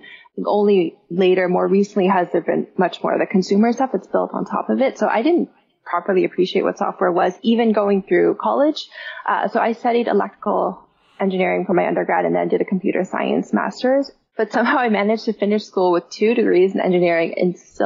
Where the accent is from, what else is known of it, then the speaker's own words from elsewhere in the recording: Mountain View, California, United States; I grew up in the Bay Area, which is home of all of these different software companies. Like, my high school was in Mountain View